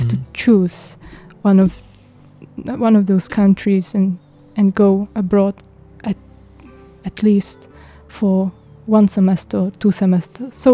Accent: Czechia; English is a second language; now in Hualien, Taiwan; I'm from Czech Republic. It's a small country in Europe. It's uh, geographic is actually heart of Europe. So.

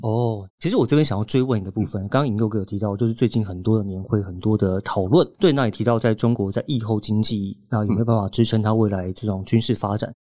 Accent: Taiwan; 当然我们台湾人嘛，我们也会从台湾人的角度来看这份报告

